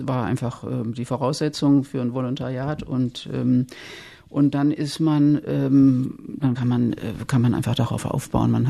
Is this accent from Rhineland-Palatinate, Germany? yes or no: yes; Worms, Rhineland-Palatinate, Germany; Ich bin ja aus dem Westen, aus Worms, wie wir schon gesagt haben.